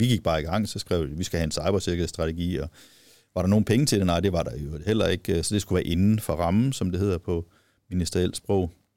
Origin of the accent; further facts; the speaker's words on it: Viborg, Central Denmark Region, Denmark; jeg kommer selv fra Viborg